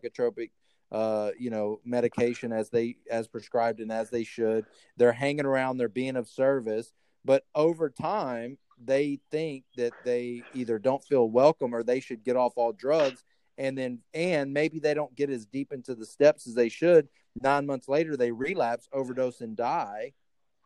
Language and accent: English; Texas, United States; a lot of our family that I grew up with in Texas are heavy drinkers